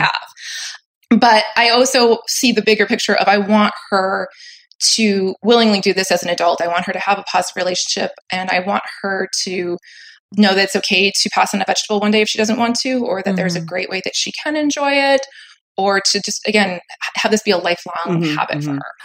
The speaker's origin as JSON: {"language": "English", "region": "Maine", "country": "United States", "tie": "born or raised there", "moved": "yes", "lives_now": "Southern California, United States", "said": "I live in Southern California at the moment. But as you said, I grew up in Maine"}